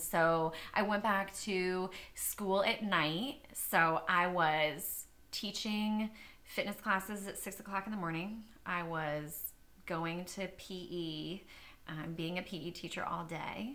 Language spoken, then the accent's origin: English; Old Town, Maine, United States; moved away; I lived in this little town called Old Town, Maine